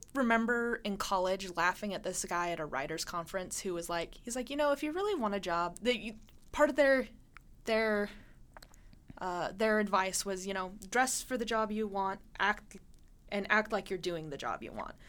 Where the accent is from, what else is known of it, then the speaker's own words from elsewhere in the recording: Montana, United States; moved away; I grew up in Montana